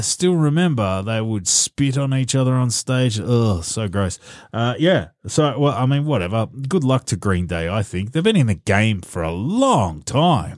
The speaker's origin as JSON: {"language": "English", "country": "Australia", "said": "as an Australian"}